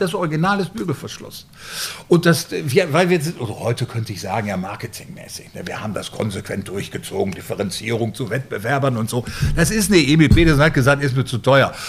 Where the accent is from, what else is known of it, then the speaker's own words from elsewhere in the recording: Bielefeld, North Rhine-Westphalia, Germany; also born or lived in Münster; now in Flensburg, Germany; ich komme aus Bielefeld